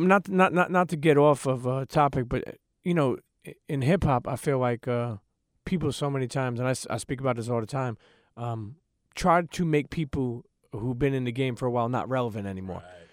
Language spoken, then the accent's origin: English; New York City, New York, United States; I'm from Brooklyn, New York, born and raised.